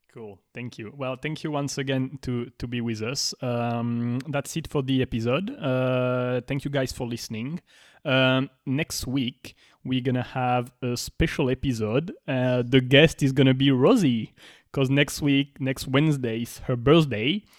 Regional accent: France; now in Miami, United States; I'm born in France

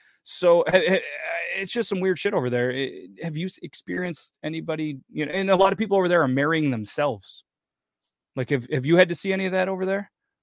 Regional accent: 8 hours north of New York City, United States; I'm from New York, they're like, oh, I love New York City. It's like, cool, I'm 8 hours north of New York City.

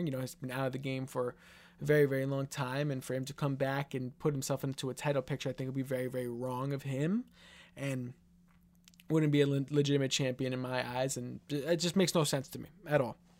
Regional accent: New York, United States; I'm from New York and I'm currently in New York.

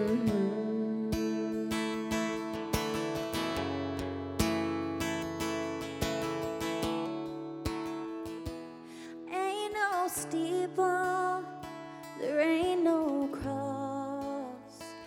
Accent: Las Vegas, Nevada, United States; I grew up in Vegas, so I'm kind of a desert rat

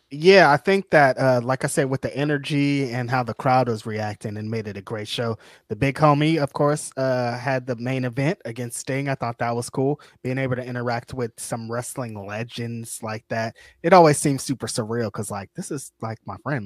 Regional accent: California, United States; I'm from California

